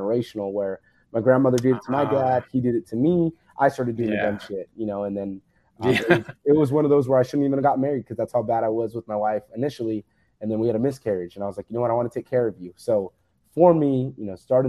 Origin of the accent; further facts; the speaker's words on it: Fresno, California, United States; I'm from Fresno, California originally, which is the center of California